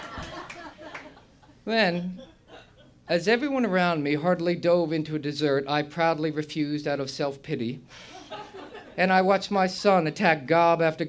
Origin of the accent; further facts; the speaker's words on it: New Jersey, United States; moved away; also born or lived in New York / Ireland; I grew up in New Jersey